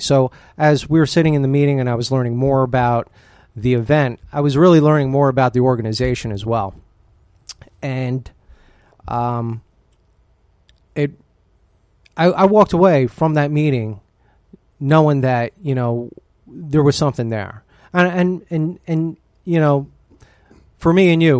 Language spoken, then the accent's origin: English; New Jersey, United States; also born or lived in Buffalo, New York; now in Pennsylvania, United States; where I was born and raised in Jersey